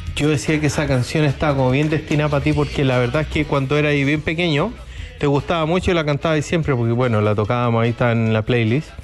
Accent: Chile; somos chilenos

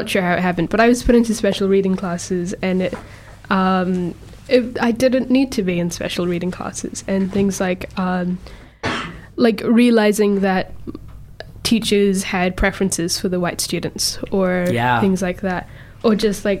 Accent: India; now in New Zealand; I was thinking about it earlier and so I'm from India and India is not a safe space for me to be in because I'm a queer person.

